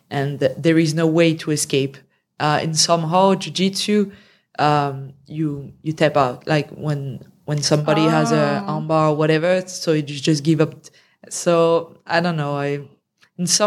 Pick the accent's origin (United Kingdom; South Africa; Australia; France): France; English is a second language; also born or lived in Canada / Romania; Um, yeah, yeah, let's say so. But I've been traveling a lot and living in other countries as well.